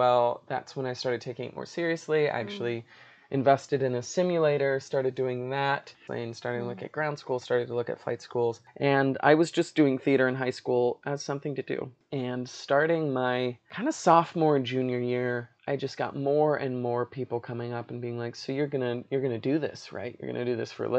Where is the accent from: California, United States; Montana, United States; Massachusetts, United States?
California, United States; Los Angeles; also born or lived in North Dakota; now in Chicago, United States; I was born in North Dakota, but moved to the LA Orange County area when I was like 4.5 or 5